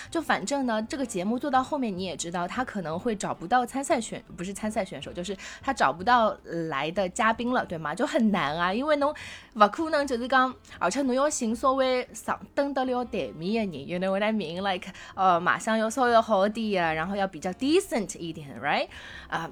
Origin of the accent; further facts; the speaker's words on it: Shanghai, China; 如果你是从小在上海长大